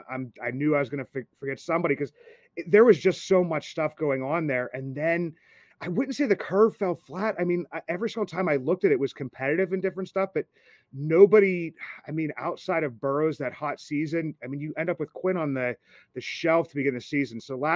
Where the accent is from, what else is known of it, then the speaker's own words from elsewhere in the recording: Indiana, Pennsylvania, United States; I grew up just outside of Indiana, PA. Altoona was a quick shot there. I still only live about an hour and a half away.